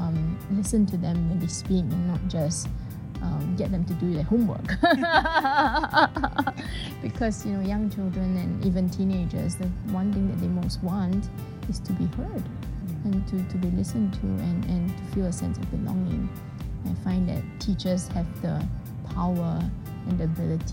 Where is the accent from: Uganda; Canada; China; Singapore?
Singapore; I'm from Singapore